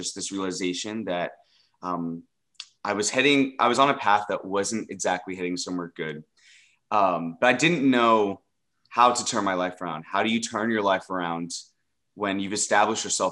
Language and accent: English; Dallas, Texas, United States; involved in the LGBT plus community here in Dallas, Texas, my hometown